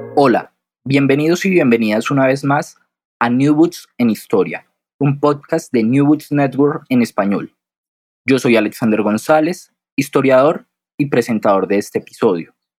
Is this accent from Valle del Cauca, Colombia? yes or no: no; Bogotá, Bogotá Capital District, Colombia; yo soy colombiano, pero soy del interior, soy bogotano